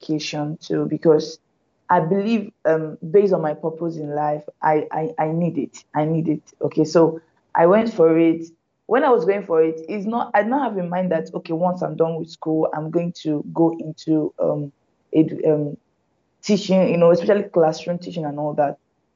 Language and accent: English; Lagos, Nigeria; also born or lived in Anambra State, Nigeria / Oyo State, Nigeria / Benin City, Nigeria; my family relocated to Lagos. So virtually all my schooling, my primary secondary school was in Benin. Sorry, in Lagos